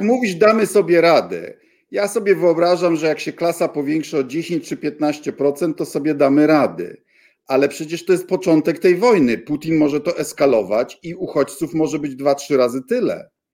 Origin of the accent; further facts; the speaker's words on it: Bydgoszcz, Kuyavian-Pomeranian Voivodeship, Poland; moved away; mojego rodzinnego miasta